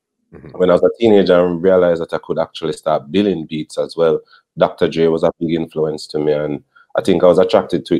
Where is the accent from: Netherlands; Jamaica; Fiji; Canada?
Jamaica; Portmore, Saint Catherine; I come from Portmore like them